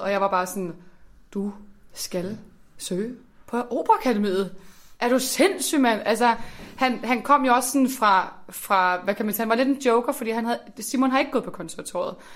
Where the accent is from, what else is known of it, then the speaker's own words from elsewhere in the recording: Slagelse, Zealand, Denmark; moved away; jeg kommer fra Slagelse